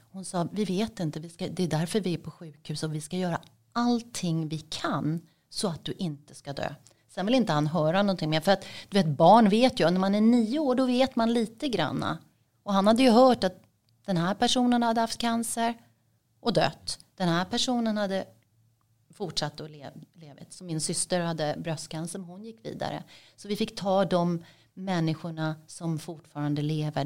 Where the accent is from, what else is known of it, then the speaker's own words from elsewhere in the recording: Sweden; moved away as an adult; also born or lived in Dubai; Mitt hemland är ju Sverige men det var där jag bodde och där hade jag bott